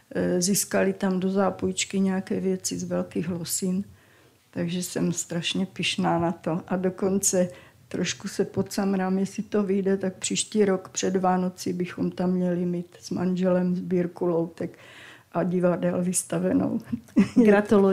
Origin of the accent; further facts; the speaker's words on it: Valašské Meziříčí, Zlín Region, Czechia; Já jsem z Valmezu